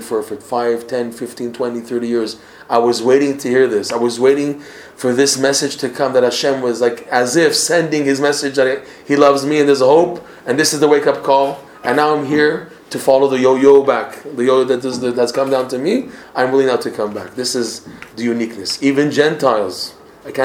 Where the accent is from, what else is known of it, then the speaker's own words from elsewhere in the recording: Toronto, Ontario, Canada; moved away; I'm from Toronto originally